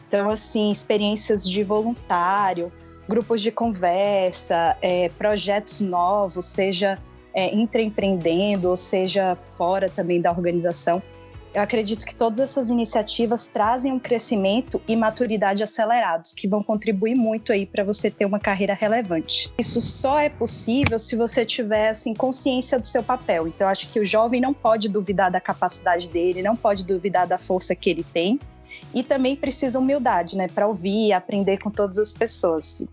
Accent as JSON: {"language": "Portuguese", "region": "Bahia", "country": "Brazil", "said": "sou baiana"}